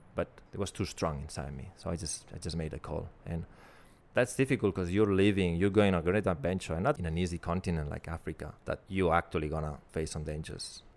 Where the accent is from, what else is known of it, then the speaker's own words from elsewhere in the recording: Barcelona, Catalonia, Spain; moved away as an adult; now in Melbourne, Australia; my hometown in Barcelona